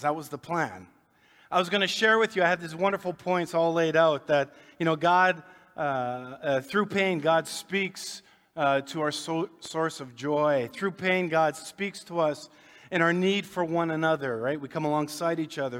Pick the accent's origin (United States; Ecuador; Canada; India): Canada; Winnipeg, Manitoba; grew up here in Winnipeg, south end of town